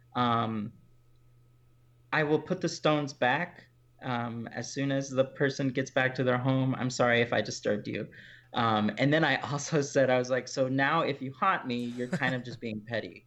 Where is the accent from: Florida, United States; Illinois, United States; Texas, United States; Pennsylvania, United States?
Texas, United States; Houston; I'm from Houston, Texas. That's where I grew up